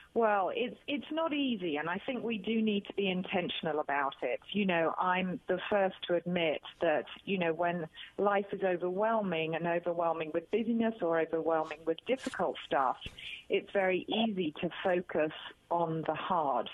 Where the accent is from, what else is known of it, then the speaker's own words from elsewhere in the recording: United Kingdom; accent: British; I'm a Brit.